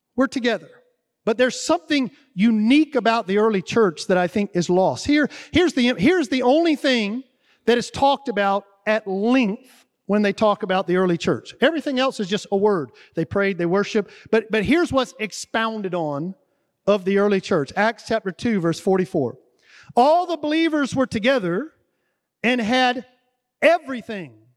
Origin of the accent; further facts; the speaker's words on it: the South, United States; I'm from the South.